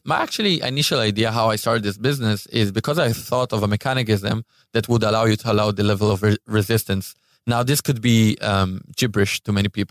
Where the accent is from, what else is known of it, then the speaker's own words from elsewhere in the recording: Israel; I'm from Israel.